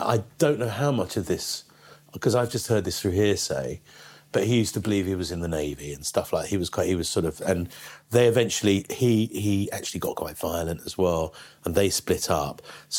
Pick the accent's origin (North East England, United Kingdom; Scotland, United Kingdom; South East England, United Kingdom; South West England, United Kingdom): South East England, United Kingdom; Canterbury; I was born in Canterbury. My parents are from London, are very London.